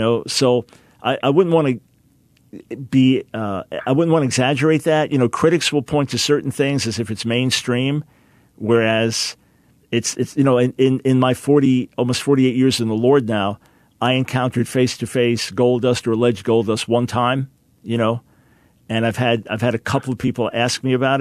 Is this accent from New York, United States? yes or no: yes; Island Park, New York, United States; born or raised there